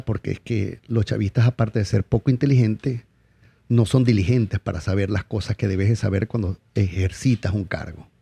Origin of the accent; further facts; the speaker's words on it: Venezuela; moved away as an adult; also born or lived in La Guaira / Puerto Ordaz; Como decimos en Venezuela, yo salí de la Guaira con el culo en dos manos